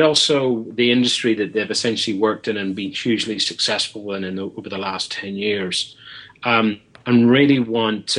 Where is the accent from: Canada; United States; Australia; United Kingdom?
United Kingdom; Belfast, Northern Ireland; now in London, United Kingdom; somebody who was born and brought up in Belfast who currently works in London